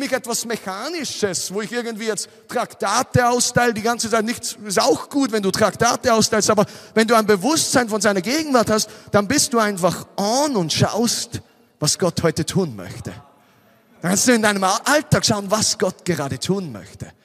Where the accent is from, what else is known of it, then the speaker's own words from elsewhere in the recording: Austria; Weißt du, ich komme aus Österreich, ich bin zwei Stunden 47 Minuten oder so gefahren.